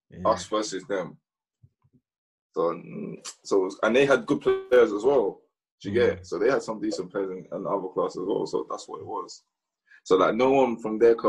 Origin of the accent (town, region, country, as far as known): London, United Kingdom; born or raised there; also born or lived in Nigeria